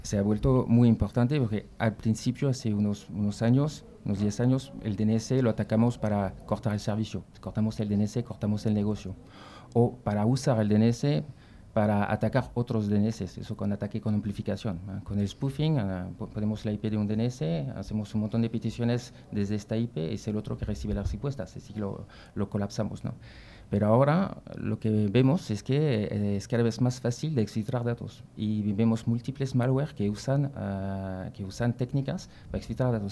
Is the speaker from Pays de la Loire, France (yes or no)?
yes; Brittany, near Nantes, Pays de la Loire, France; Spanish is a second language; moved away; also born or lived in Paris; estoy de Francia, de, Bretaña, que casi eh, un poquito cerca de Nantes, por los que conocen Francia, el país de Loira